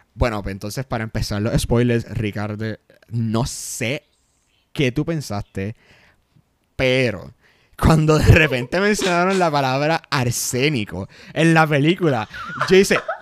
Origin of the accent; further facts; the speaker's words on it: Puerto Rico; nosotros somos puertorriqueños